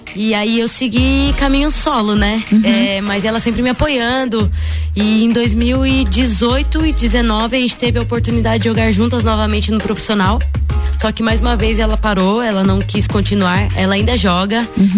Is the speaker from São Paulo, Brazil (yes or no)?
yes; Piedade, São Paulo, Brazil; also born or lived in Botucatu, São Paulo; eu nasci em Botucatu, interior de São Paulo, mas com sete anos é, nos mudamos para Piedade, São Paulo também